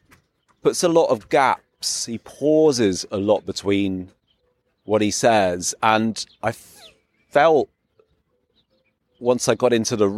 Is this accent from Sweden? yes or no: no; England, United Kingdom; I'm as English as a PG tip